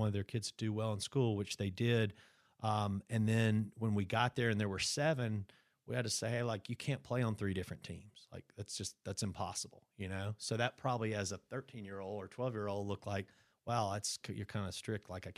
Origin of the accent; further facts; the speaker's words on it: Brandon, Mississippi, United States; We grew up in Brandon